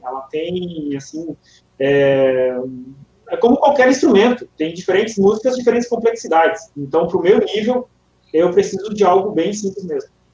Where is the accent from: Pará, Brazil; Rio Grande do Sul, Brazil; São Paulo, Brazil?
Rio Grande do Sul, Brazil; north of; Eu sou lá do norte do estado do Rio Grande do Sul, colonização italiana.